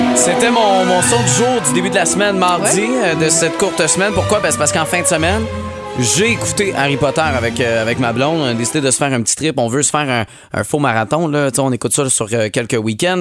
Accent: Montérégie, Quebec, Canada; chez nous au Québec, chez nous en Montérégie

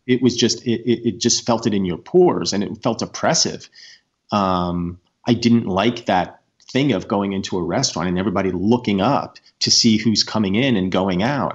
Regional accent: United States; as an American people

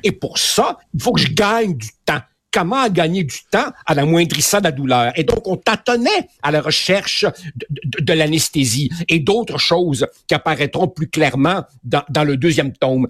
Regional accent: Quebec, Canada; also born or lived in Uruguay; quand je suis arrivé ici, j'avais 9 euh, ans. Euh, je te dirais que ma personnalité d'ado, puis d'ado, puis de jeune adulte, elle s'est, elle s'est construite euh, au Québec.

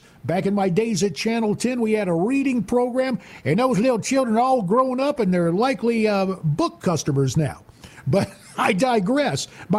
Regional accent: High Point, North Carolina, United States; also born or lived in Greenville, Spartanburg; Sunrise Books in High Point, my hometown

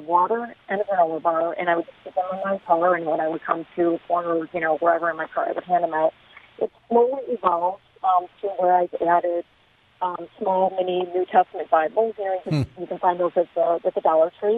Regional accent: Chicago, Illinois, United States; moved away as an adult; also born or lived in Southern California; now in Vista, United States; I'm from Chicago

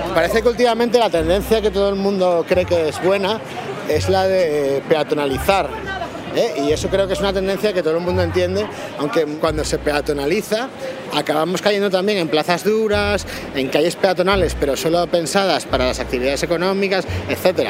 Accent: Oviedo, Asturias, Spain; moved away; also born or lived in Madrid; En Oviedo, mi ciudad natal

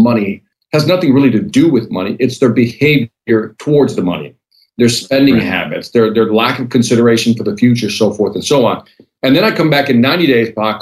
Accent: Chicago, Illinois, United States; born and raised in Chicago, inner city

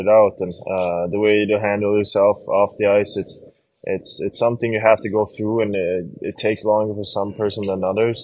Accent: Sweden; now in Buffalo, United States; growing up in Sweden

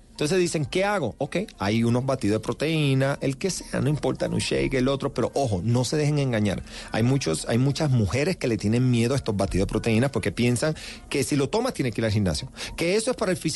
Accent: Ponce, Puerto Rico; Yo soy de Ponce, Puerto Rico.

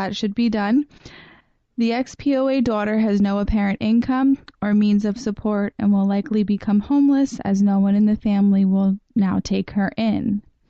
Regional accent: Fort Lauderdale, Florida, United States; also born or lived in New York; now in Long Beach, United States; I'm originally from Fort Lauderdale, Florida, but I've been in New York for over 10 years.

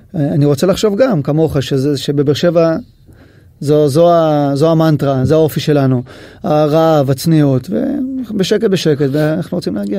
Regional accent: Israel; אני ישראלי

